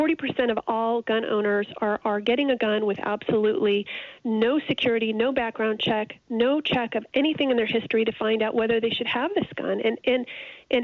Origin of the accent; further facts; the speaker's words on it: Indiana, United States; my home state, Indiana